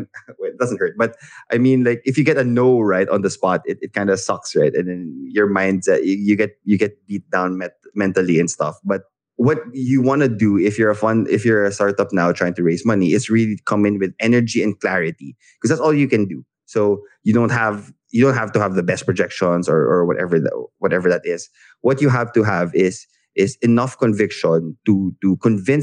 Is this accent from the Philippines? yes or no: yes; Philippines; I'm a Filipino founder.